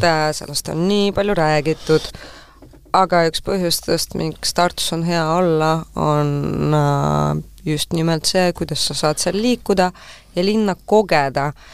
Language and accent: Estonian; Tallinn, Harju County, Estonia; ma olen selles äh, Pelgu linna haiglas sündinud, kus on enam-vähem kõik tallinlased sündinud